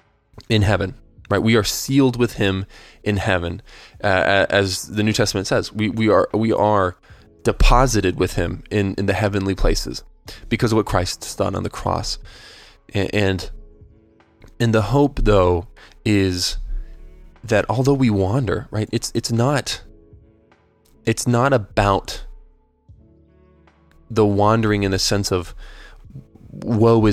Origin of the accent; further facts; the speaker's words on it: United States; I'm an American